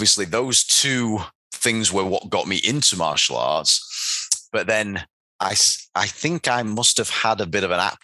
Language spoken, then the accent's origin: English; Doncaster, Yorkshire and the Humber, United Kingdom; Taekwondo athletes from Doncaster, my hometown